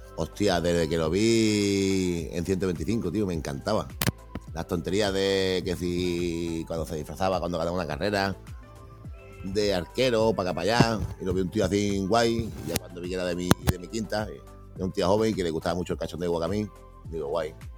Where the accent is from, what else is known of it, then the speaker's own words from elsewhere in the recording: Spain; los españoles eh, nos quejamos de todo y somos españoles